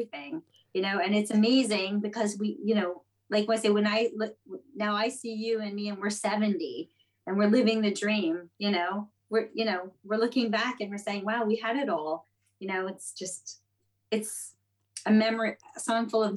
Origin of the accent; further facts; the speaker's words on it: Montreal, Quebec, Canada; moved away as an adult; now in New York, United States; I was born in Montreal. I lived there my entire life until I went to Starbucks in Hawaii